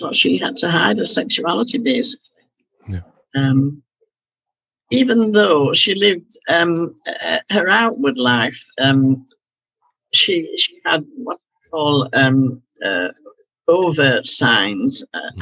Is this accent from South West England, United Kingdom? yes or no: no; Halifax, Yorkshire and the Humber, United Kingdom; the town I'd been born and brought up in Halifax